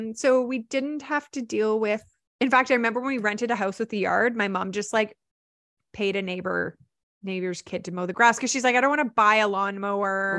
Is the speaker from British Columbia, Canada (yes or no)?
yes; Vancouver, British Columbia, Canada; I'm actually from Vancouver.